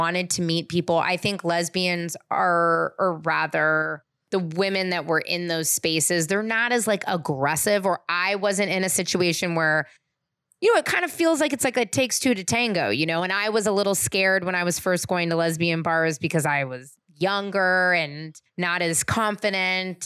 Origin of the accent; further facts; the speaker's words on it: San Francisco, California, United States; growing up in San Francisco